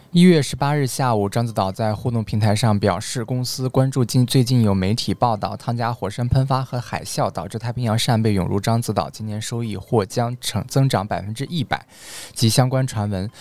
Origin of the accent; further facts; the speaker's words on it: Xuanhua, Hebei, China; moved away; 宣化啊，就是我们老家啊